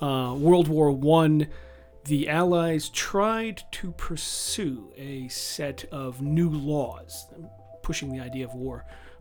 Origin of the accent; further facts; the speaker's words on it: New Jersey, United States; now in Cambridge, United Kingdom; But as you can tell from my very posh accent, I originally hail from New Jersey on the east coast of the United States.